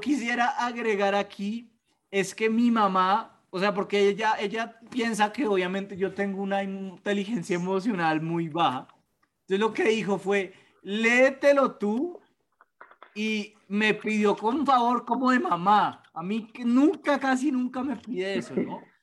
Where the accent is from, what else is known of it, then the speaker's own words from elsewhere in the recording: Bogotá, Colombia; los tres somos bogotanos